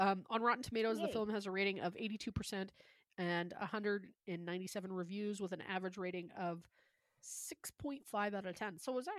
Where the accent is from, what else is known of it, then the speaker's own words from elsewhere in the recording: Calgary, Alberta, Canada; we're from Calgary